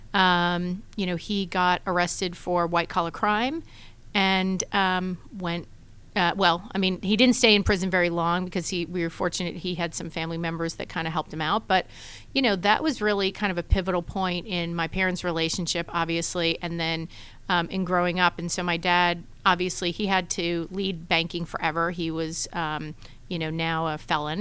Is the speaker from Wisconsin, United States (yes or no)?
no; New York City, New York, United States; moved away as an adult; now in Atlanta, United States; born and raised in Brooklyn, New York, in a big, crazy Italian family